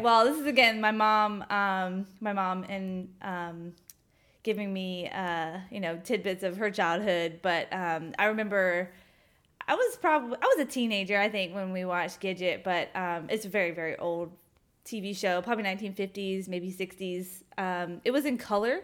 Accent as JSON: {"language": "English", "town": "Augusta", "region": "Georgia", "country": "United States", "tie": "born or raised there", "said": "I grew up in Augusta, Georgia"}